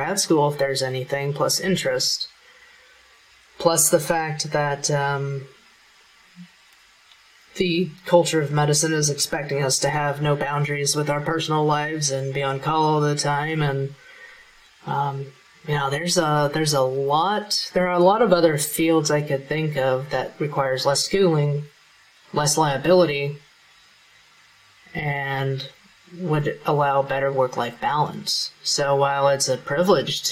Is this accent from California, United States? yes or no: no; Kansas, United States; I'm from Kansas